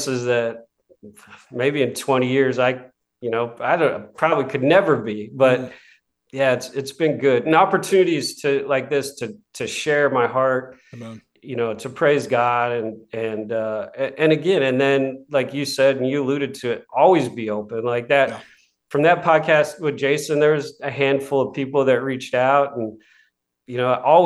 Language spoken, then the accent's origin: English; Seattle, Washington, United States; moved away; I came from Seattle. I was the smallest, scrawniest kid trying to play basketball